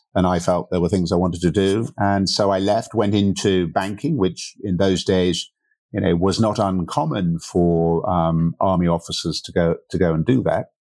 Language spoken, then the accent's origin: English; Berkshire, South East England, United Kingdom; moved away as an adult; also born or lived in Canada; now in Portugal; I grew up in, in the U K over in Berkshire